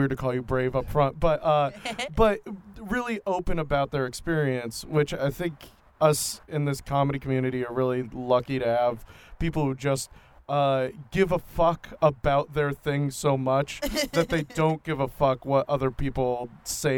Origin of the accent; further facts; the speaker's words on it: Portland, United States; I grew up in Portland